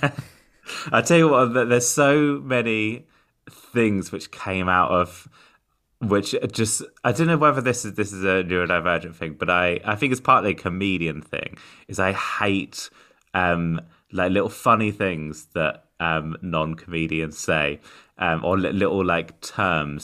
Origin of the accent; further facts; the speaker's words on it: United Kingdom; I'm an autistic comedian from the U K.